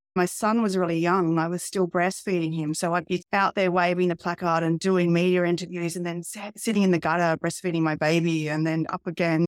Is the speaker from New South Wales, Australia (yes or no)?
yes; Albury, New South Wales, Australia; I come from a town called Aubrey, which is in regional Australia. It's about halfway between Melbourne and Sydney. and I grew up there